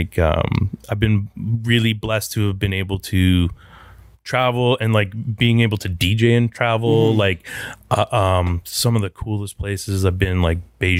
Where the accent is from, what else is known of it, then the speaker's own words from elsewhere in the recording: Newmarket, Ontario, Canada; I actually grew up in Newmarket.